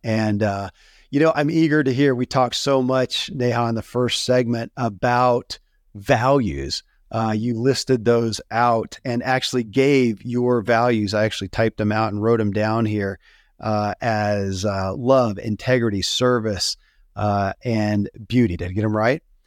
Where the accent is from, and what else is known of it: Kentucky, United States; born or raised there